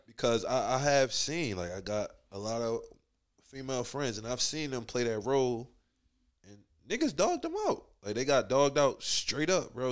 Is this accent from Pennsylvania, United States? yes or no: yes; Philadelphia, Pennsylvania, United States; moved away as an adult; now in Atlanta, United States; growing up in Philly, I think I was in elementary school